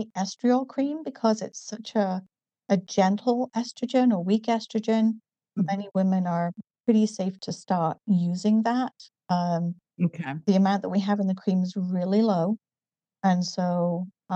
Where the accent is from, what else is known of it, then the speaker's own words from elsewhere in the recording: Newcastle upon Tyne, North East England, United Kingdom; accent: northern; moved away as an adult; now in United States; I grew up in the northeast of England in a town called Newcastle. So I have a slightly more northern accent than a southern English accent